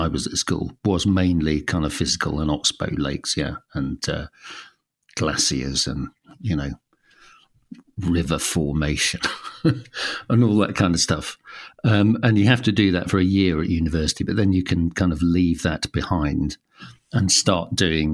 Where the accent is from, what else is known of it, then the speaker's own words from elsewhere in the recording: London, United Kingdom; I grew up in London, and my dad, who was a vicar, was the vicar of the Isle of Dogs when I was growing up